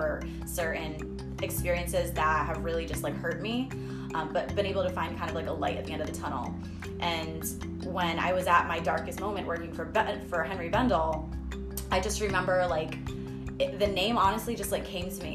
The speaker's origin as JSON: {"language": "English", "region": "Rhode Island", "country": "United States", "tie": "born or raised there", "moved": "yes", "said": "it was like reintroducing um, myself to like my own hometown"}